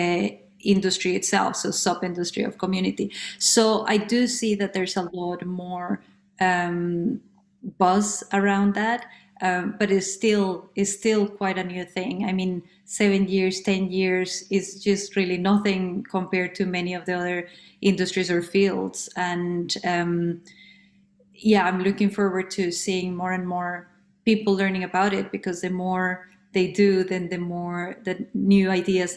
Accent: Colombia; moved away as an adult; now in London, United Kingdom; I am originally from Colombia. I have been based in London since 2008 when I came

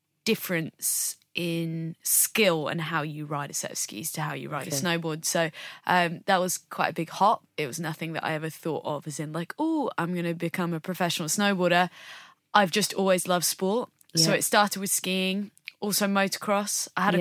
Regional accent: United Kingdom; what's maybe different about us as British snowboarders is we don't have mountains yeah. on our doorsteps.

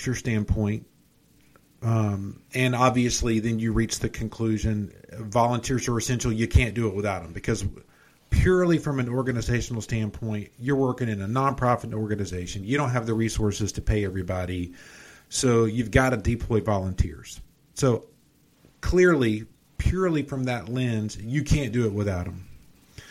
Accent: Atlanta, Georgia, United States; I grew up in South Atlanta

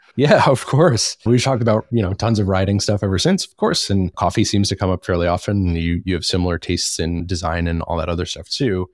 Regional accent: Charlotte, North Carolina, United States; locally here in my hometown of Charlotte

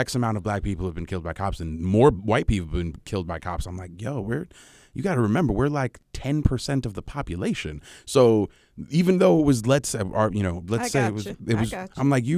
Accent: California, United States; also born or lived in Kansas City / Cincinnati; I was born and raised in Southern California, did my graduate school in Kansas City. did a year in Cincinnati.

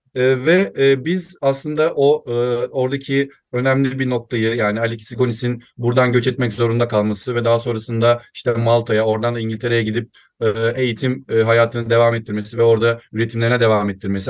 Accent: İzmir, Turkey; 1990 İzmir doğumluyum

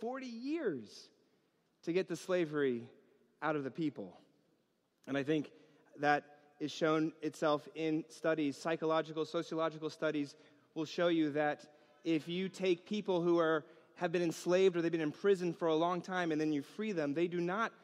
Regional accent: New York, United States; growing up in New York

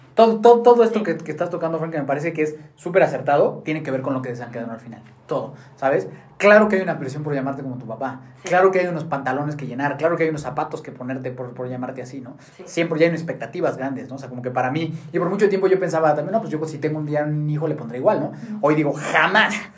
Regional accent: Mexico City, Mexico; yo nací en la Ciudad de México con una familia pues muy convencional

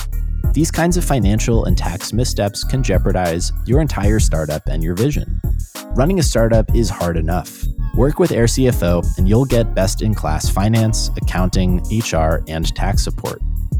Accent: New York City, New York, United States; Growing up in New York City, my feeling was always that my two younger brothers filled that void

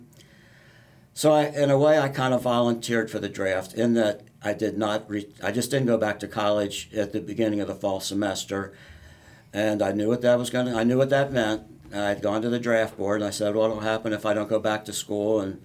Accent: Northern Kentucky, United States; I grew up in Northern Kentucky

